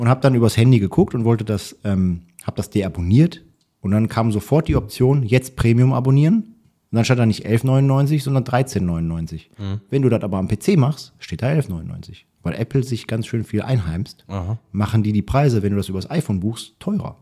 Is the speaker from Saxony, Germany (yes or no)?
no; Rumeln, North Rhine-Westphalia, Germany; ich komme aus Rumeln, ist ein kleines Dorf gewesen